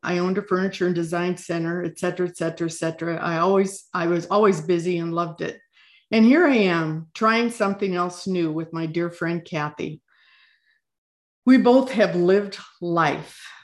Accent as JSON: {"language": "English", "region": "Midwest", "country": "United States", "tie": "born or raised there", "also_born_or_lived": "Pacific Northwest", "moved": "as an adult", "lives_now": "Washington, United States", "said": "I was born and raised in the Midwest on a 160 acre farm"}